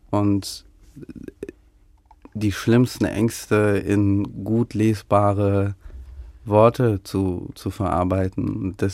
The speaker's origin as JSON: {"language": "German", "country": "Ukraine", "tie": "born there", "said": "dass dieses Land, dass mein Geburtsland eingenommen werden könnte und aufhören könnte, so zu existieren"}